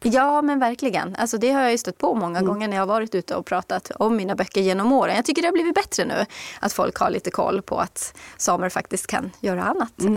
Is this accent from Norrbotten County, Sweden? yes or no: yes; Kiruna, Norrbotten County, Sweden; moved away as an adult; also born or lived in Nedre Soppero; now in Stockholm, Sweden; jag är själv född och uppvuxen i Kiruna och bodde där tills jag var 27 och sen flyttade jag ner hit.